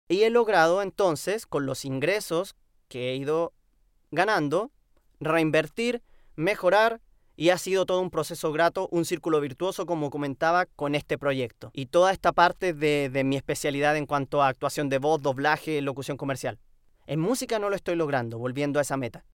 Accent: Chile; aquí, en mi tierra, en mi casa, en, Chile

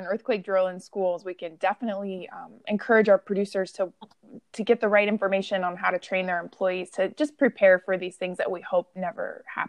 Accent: Humboldt County, California, United States; I'm from Humboldt County

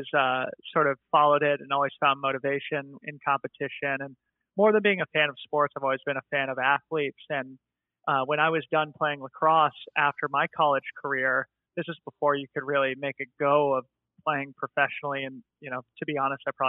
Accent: Boulder, Colorado, United States; I grew up in Boulder, Colorado, which is of course an outdoor and mountain sport mecca.

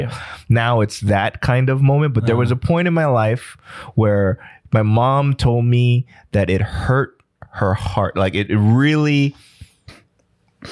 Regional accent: Los Angeles, California, United States; I was the only Asian kid growing up in East

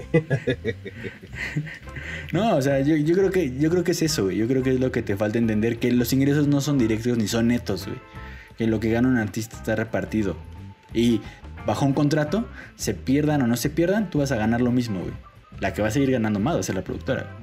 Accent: Mexico City, Mexico; como buen chilango

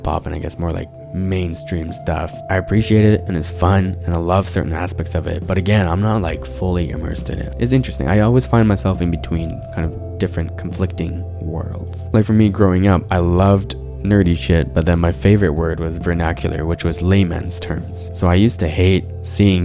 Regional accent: Abbotsford, British Columbia, Canada; I grew up in Abbotsford in predominantly white schools as one of the very few Asian kids

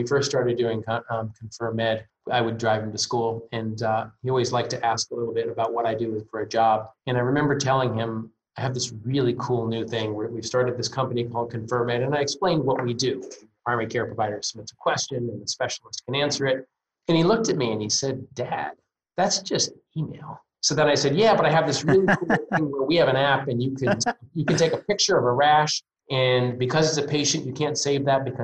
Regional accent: Northeast, United States; I'm from the Northeast.

